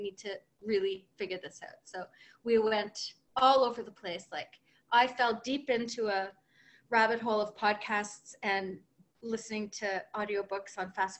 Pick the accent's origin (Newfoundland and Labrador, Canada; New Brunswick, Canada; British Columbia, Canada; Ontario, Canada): New Brunswick, Canada; now in Montreal, Canada; We live in Montreal, but I'm from New Brunswick.